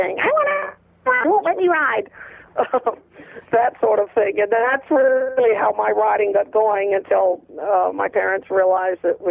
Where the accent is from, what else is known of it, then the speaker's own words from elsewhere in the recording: Maine, United States; I was a kid from Maine without money to pursue a major career